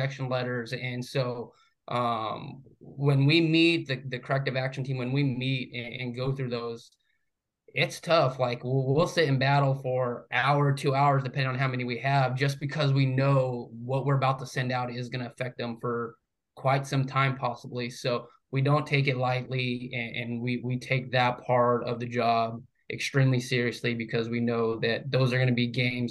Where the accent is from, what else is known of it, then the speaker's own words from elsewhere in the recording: New Mexico, United States; moved away as an adult; now in Florida, United States; I was born and raised in New Mexico. So it was the first time living outside of New Mexico.